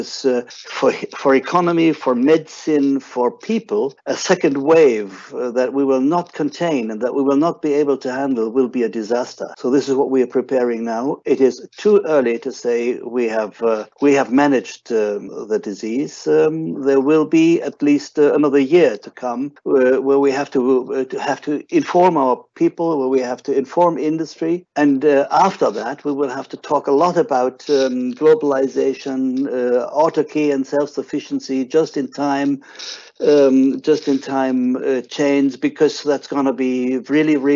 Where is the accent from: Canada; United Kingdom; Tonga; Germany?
Germany; my home country, Germany